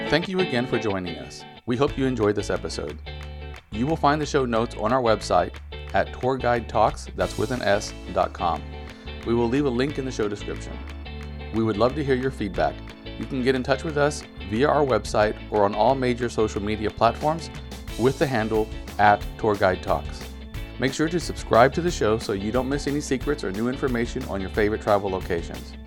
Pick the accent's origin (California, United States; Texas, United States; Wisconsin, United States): Texas, United States; now in Barcelona, Spain; I'm from Texas